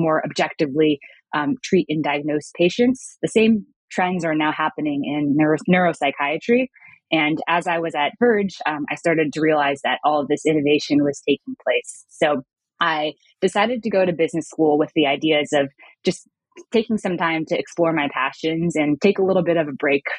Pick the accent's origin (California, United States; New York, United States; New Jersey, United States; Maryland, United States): California, United States; Bay Area; I actually grew up in the Bay Area, not too far from San Francisco, and grew up in an Asian American household